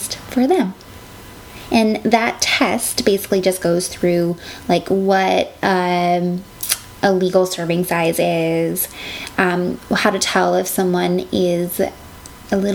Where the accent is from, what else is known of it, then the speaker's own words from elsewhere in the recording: Alberta, Canada; moved away; I grew up in Alberta